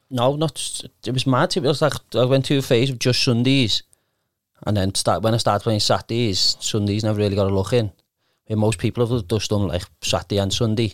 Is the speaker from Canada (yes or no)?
no; Liverpool, North West England, United Kingdom; I was from Kenny, but I went to Breckfield